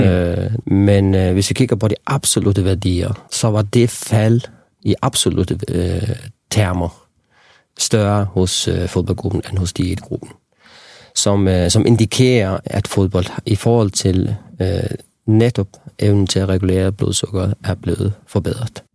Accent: Faroe Islands; moved away; also born or lived in Copenhagen; Jeg voksede op på Færøerne

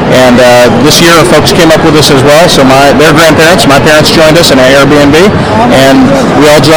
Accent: Centralia, Missouri, United States; we're from Centralia, Missouri.

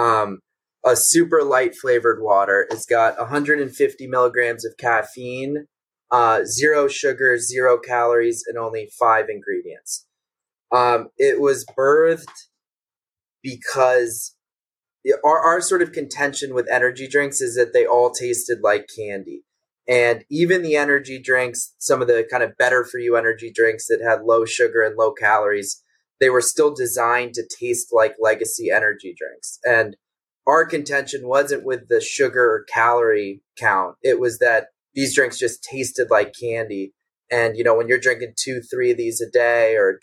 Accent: Los Angeles, California, United States; also born or lived in Washington, D.C.; I'm originally from out here

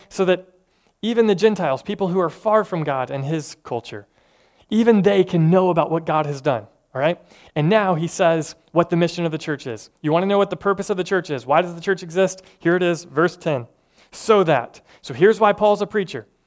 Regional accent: Tennessee, United States; I'm from Tennessee

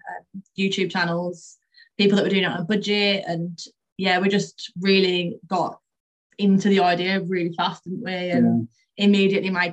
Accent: Birmingham, West Midlands, United Kingdom; We're obviously both from Birmingham

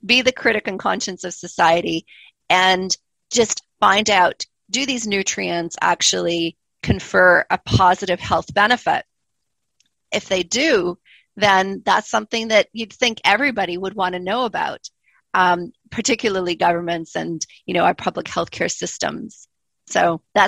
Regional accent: Canada; moved away as an adult; also born or lived in Montreal, Canada / Calgary, Canada; now in Christchurch, New Zealand; you can already probably tell that I don't sound New Zealander. I'm originally Canadian

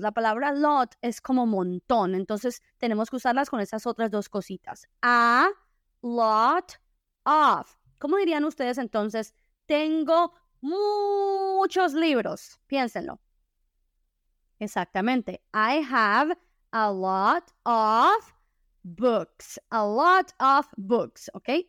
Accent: Colombia; en mi país, que es Colombia

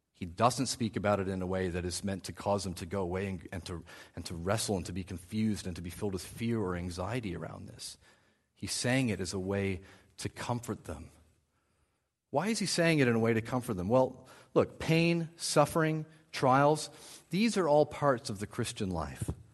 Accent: New Brunswick, Canada; I grew up in New Brunswick

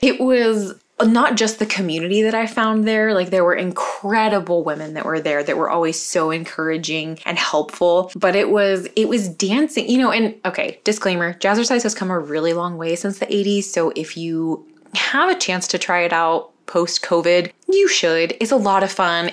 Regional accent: California, United States; also born or lived in North Carolina; I was originally born in North Carolina. My parents and my two sisters and I, we moved to California when I was eight years old

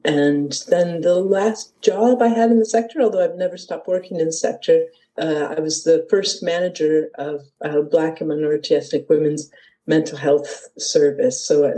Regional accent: Detroit, Michigan, United States; moved away as an adult; now in Edinburgh, United Kingdom; I come from Detroit, Michigan, originally, and I arrived here, in 1993 on holiday and decided that Edinburgh was where I wanted to be and moved here permanently at the beginning of 94.

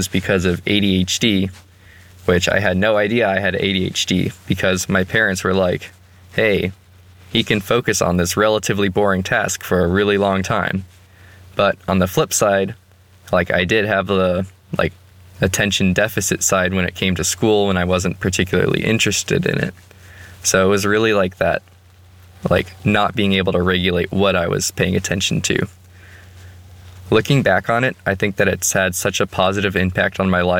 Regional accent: Austin, Texas, United States; moved away as an adult; now in Walla Walla, United States; I grew up in Austin, which is a big city

